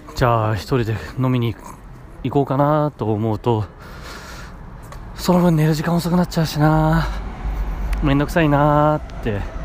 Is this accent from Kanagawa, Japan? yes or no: yes; Kanagawa, Japan; 元々出身は福島なんですけど、あのー、僕が幼い頃、生まれた頃は神奈川に住んでました